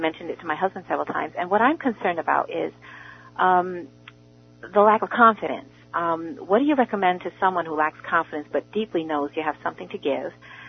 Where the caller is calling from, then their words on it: New Jersey, United States; First of all … from New Jersey, and you just totally brought me back to the past of my life.